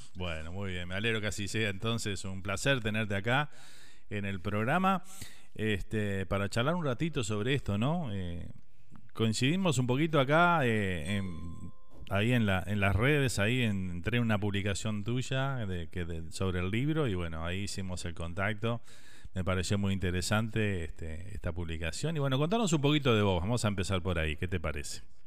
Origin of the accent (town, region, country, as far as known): Uruguay; moved away